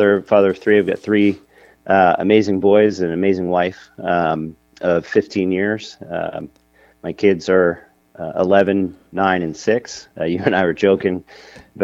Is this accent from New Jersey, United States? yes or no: yes; New Jersey, United States; I was born and raised in New Jersey. I've been living, in the same general area, my entire life. And I'm about 20 minutes outside of New York City